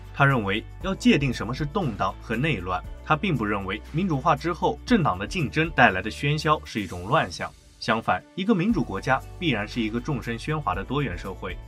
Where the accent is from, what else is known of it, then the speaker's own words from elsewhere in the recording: China; 我们中国人也有自己的价值观